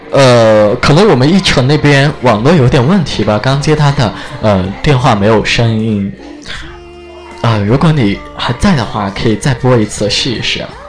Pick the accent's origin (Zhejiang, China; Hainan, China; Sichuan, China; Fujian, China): Sichuan, China; Chengdu; accent: Chengdu dialect; 我死成都的，我走成都话啊